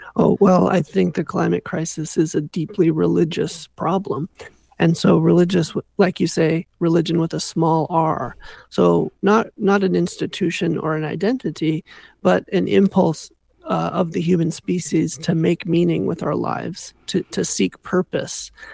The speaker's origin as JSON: {"language": "English", "region": "Southern California", "country": "United States", "tie": "born or raised there", "moved": "yes", "lives_now": "Canada", "said": "when I was growing up in Southern California"}